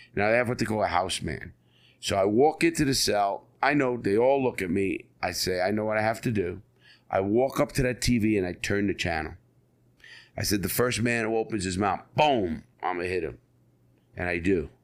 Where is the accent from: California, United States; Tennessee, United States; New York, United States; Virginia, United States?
New York, United States; New York City; I was born and raised in the Bronx, New York